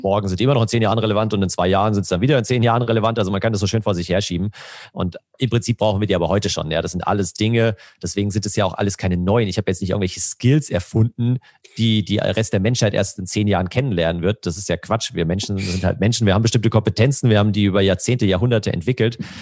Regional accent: Germany; als Deutsche

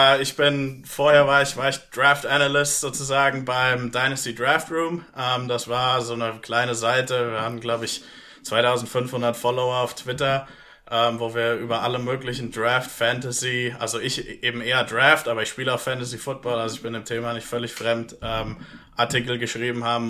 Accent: Germany; also born or lived in Pittsburgh, United States; ich bin Deutscher

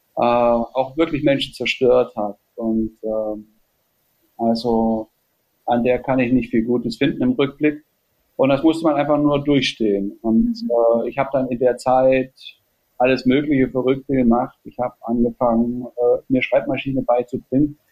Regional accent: Jena, Thuringia, Germany; also born or lived in Austria / Switzerland; in Jena Ost, wo ich aufgewachsen bin.

